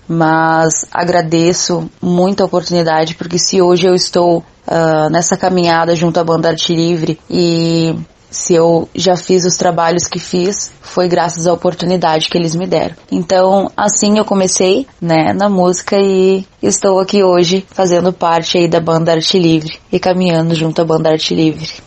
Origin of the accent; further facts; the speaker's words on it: Arroio dos Ratos, Rio Grande do Sul, Brazil; Comecei em uma banda aqui da minha cidade, onde nasci e me criei, na cidade de Arroio dos Ratos, na região carbonífera